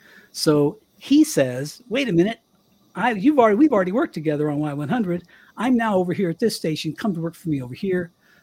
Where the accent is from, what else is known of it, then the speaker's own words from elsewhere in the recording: Colorado, United States; moved away as an adult; also born or lived in Miami; I left Power 96 to come back to my hometown here in Colorado, my little one radio station town.